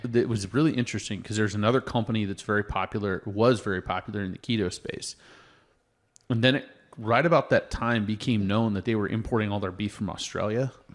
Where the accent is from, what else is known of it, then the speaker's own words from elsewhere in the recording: Oregon, United States; now in Colorado, United States; I grew up in Oregon